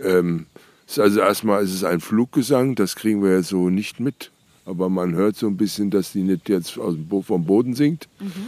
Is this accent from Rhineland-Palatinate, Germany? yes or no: yes; Nassau, Rhineland-Palatinate, Germany; Ich komme ja aus Nassau